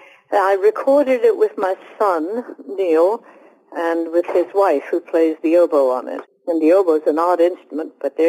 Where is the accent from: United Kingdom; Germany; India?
United Kingdom; Well, I am British.